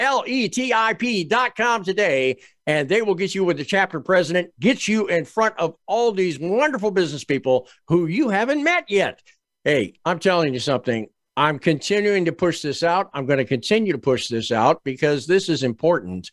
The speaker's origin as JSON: {"language": "English", "town": "Washington", "region": "District of Columbia", "country": "United States", "tie": "born or raised there", "said": "I was born in D.C."}